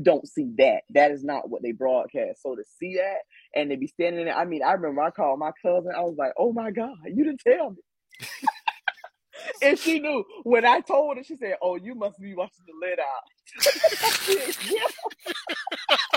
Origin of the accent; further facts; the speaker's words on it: Plant City, Florida, United States; growing up, I grew up in Plant City